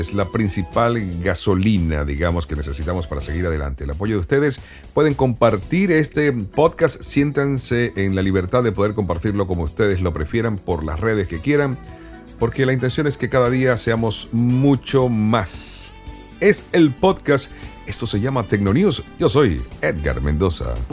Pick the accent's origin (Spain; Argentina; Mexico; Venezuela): Venezuela; En mi país, Venezuela